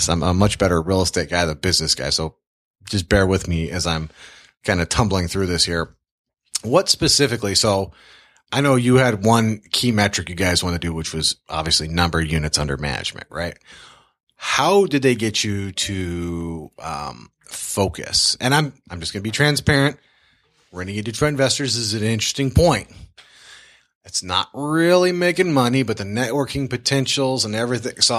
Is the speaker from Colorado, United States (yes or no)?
no; Tacoma, Washington, United States; Well, I grew up all over the world, but I graduated from Tacoma, Washington